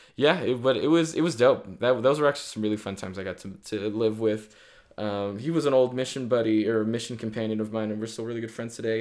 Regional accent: Virginia, United States; also born or lived in Rexburg, Idaho; now in Utah, United States; growing up in Virginia

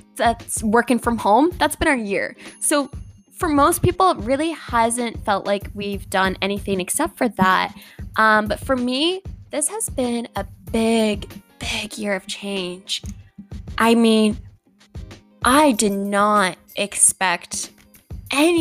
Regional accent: Halifax, Nova Scotia, Canada; moved away as an adult; now in Toronto, Canada; I moved here in May from Halifax.

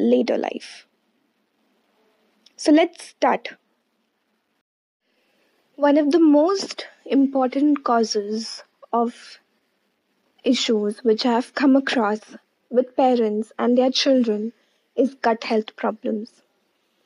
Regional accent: India; I'm a nutritionist from India

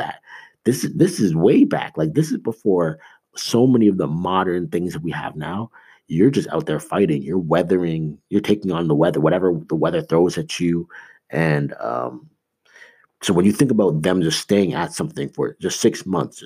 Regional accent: Canada; I grew up in Canada

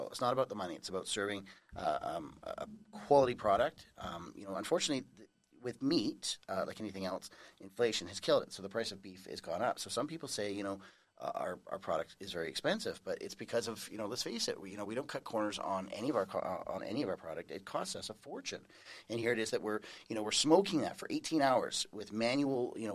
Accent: North Vancouver, British Columbia, Canada; moved away as an adult; now in Langley, Canada; I was born and raised in North Vancouver, and then moved to Langley 10 years ago now

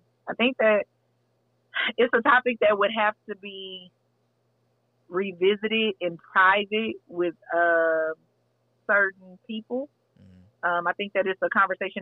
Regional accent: Texas, United States; I'm from Texas

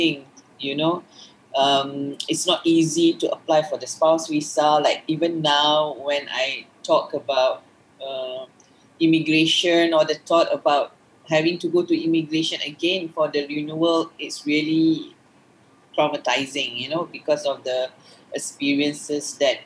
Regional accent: Malaysia; I'm a Malaysian woman married to a foreigner

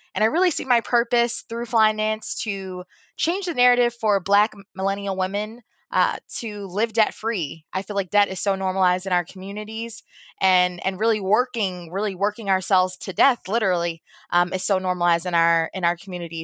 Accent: Baltimore, Maryland, United States; I grew up in Baltimore. I'm from Baltimore, Maryland.

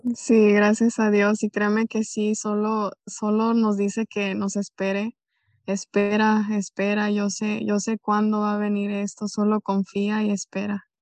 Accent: Jalisco, Mexico; soy originaria de Jalisco, México

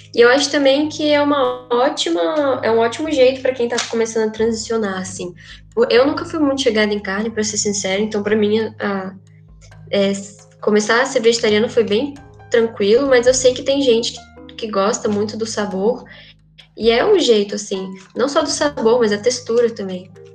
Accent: Minas Gerais, Brazil; sou mineira

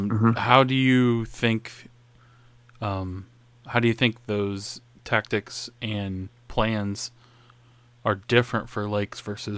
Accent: Northeast Indiana, United States; I'm from Northern Indiana, Northeast Indiana

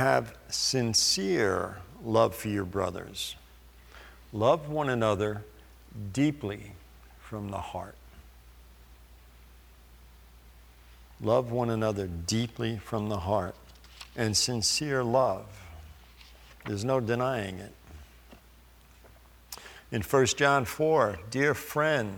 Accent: New York, United States; I grew up in New York. I'm Italian.

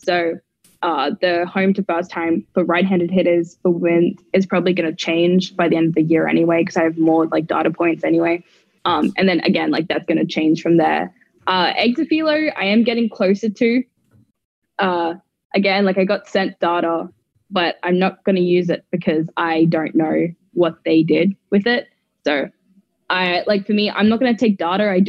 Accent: Brisbane, Queensland, Australia; moved away as an adult; in Australia, especially where I'm from. I'm from Brisbane

